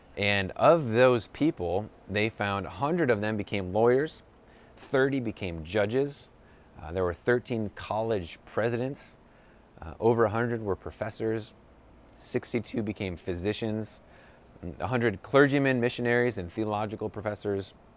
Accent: New York, United States; moved away as an adult; now in Southern California, United States; I grew up in New York, now I live in Southern California

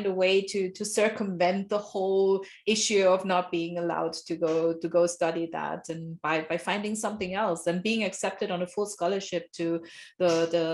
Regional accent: Nigeria; I grew up in Nigeria, my father's from Nigeria.

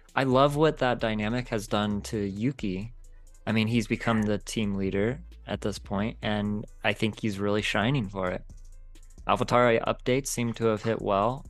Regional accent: United States; as an American dude

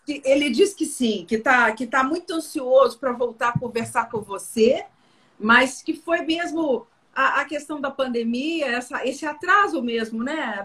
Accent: Rio Grande do Sul, Brazil; Eu sou aqui do Rio Grande do Sul

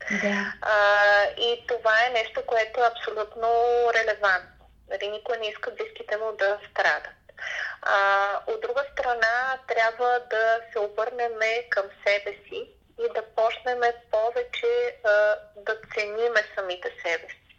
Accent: Bulgaria; винаги ние българите сме се подценявали

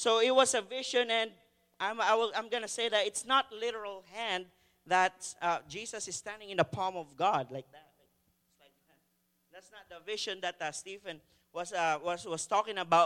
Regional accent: Philippines; now in Canada; as a Filipino, we have a different way of pointing directions

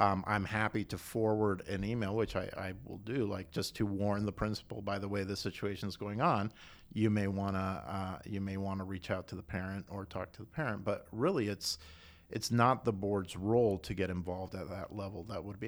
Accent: Costa Rica; moved away as an adult; also born or lived in South Carolina, United States / Austin, Texas, United States; now in Chattanooga, United States; I was born in Costa Rica

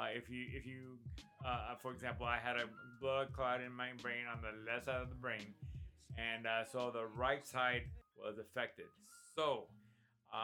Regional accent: Los Angeles, California, United States; I was born and raised in East LA, Boyle Heights

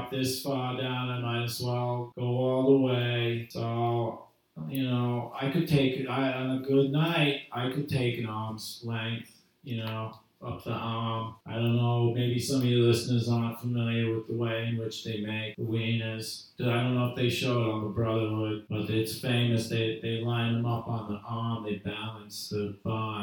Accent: Providence, Rhode Island, United States; I'm from New England. I'm from right here in Providence

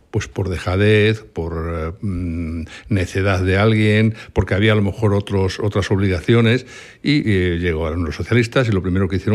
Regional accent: Santander, Cantabria, Spain; No, no, no, soy, soy santanderino.

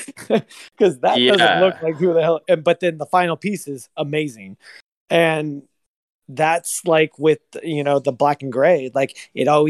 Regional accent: Antioch, California, United States; also born or lived in Pittsburg, California / Chico, California; I'm from Antioch. I was born in Antioch. I was pretty much raised with my grandmother.

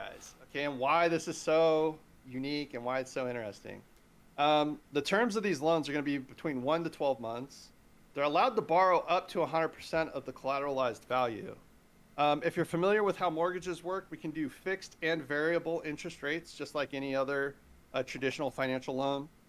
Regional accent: California, United States; here in my home state, California

